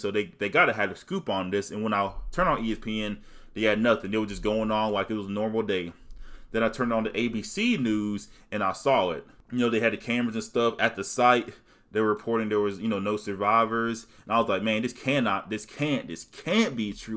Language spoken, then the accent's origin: English; the South, United States; I'm from the South